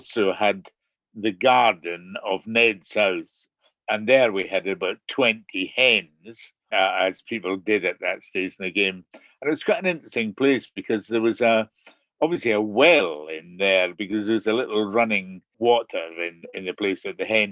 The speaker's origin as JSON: {"language": "English", "town": "Tobermory", "region": "Scotland", "country": "United Kingdom", "tie": "born or raised there", "said": "I was born and brought up in Tobermory"}